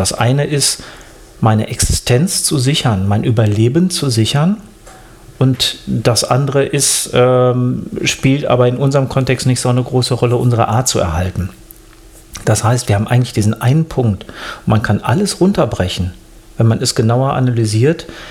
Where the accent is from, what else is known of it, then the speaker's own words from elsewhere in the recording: Germany; bei uns in Deutschland